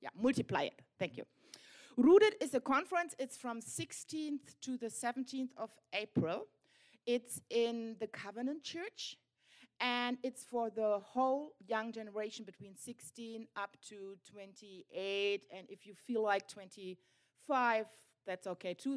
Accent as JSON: {"language": "English", "country": "Germany", "said": "we are pastors from Germany"}